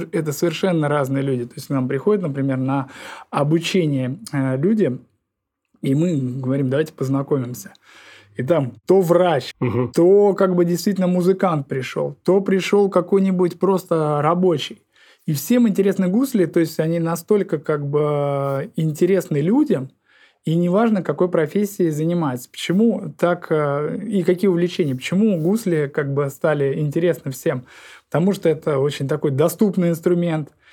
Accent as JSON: {"language": "Russian", "region": "Saint Petersburg", "country": "Russia", "tie": "born or raised there", "also_born_or_lived": "Pushkino village, Tver Oblast", "moved": "yes", "lives_now": "Pushkino, Tver Oblast, Russia", "said": "в которую я приехал на постоянное место жительства из города Ленинград, Санкт-Петербург, да, потому что родился именно там"}